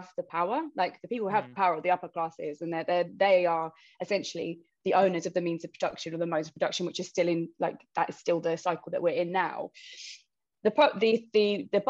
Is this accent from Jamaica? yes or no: no; London, United Kingdom; I grew up in London. Our family was quite big Irish immigrants